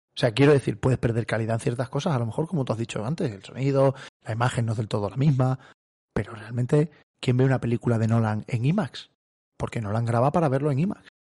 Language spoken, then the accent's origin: Spanish; Cáceres, Extremadura, Spain; tú y yo somos de Cáceres